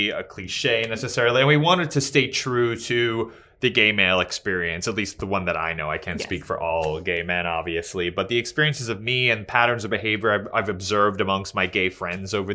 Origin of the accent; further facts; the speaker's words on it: New York City, New York, United States; I'm a New Yorker. I grew up in New York.